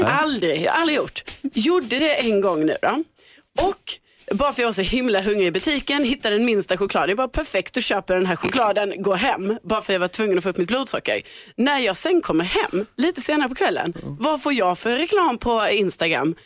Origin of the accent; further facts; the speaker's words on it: Lund, Skåne, Sweden; accent: Scanian; now in Stockholm, Sweden; jag skrev att jag är från Lund då, för då tänkte jag så här, ja ah, men då skriver jag det. Eh, för att jag har min skånska dialekt